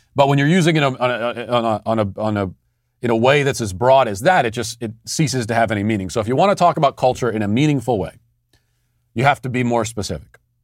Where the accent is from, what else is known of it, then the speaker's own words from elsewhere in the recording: United States; I'm American. I, my, American culture is my culture